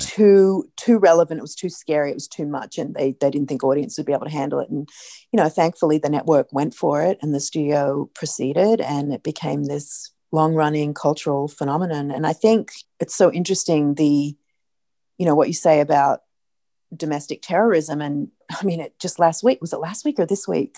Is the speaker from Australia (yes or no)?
yes; Australia; moved away as an adult; now in United States; as an Australian